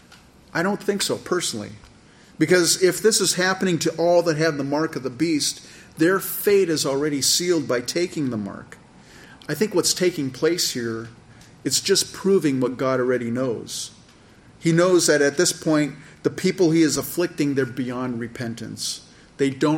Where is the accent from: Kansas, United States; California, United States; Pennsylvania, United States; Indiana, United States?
California, United States; I grew up in California